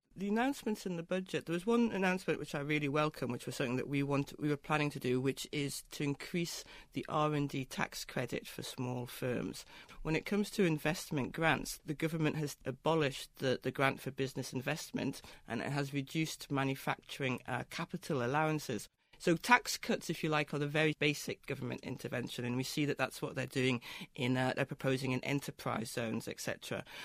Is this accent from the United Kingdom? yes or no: yes; Newcastle upon Tyne, North East England, United Kingdom; Newcastle, my hometown